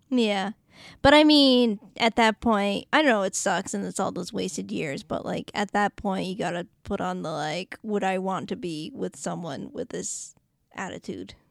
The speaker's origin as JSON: {"language": "English", "town": "Boston", "region": "Massachusetts", "country": "United States", "accent": "Boston"}